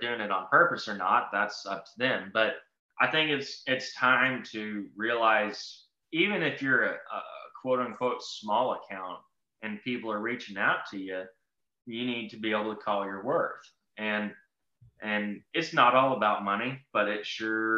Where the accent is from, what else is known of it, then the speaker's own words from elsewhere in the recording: Texas, United States; I'm from Texas